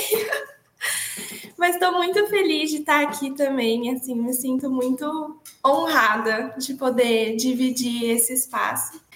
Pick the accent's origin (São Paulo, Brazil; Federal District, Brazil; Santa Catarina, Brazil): São Paulo, Brazil; Araraquara; eu sou da Morada do Sol, né, aqui de Araraquara, um lugar que é proibido fazer frio.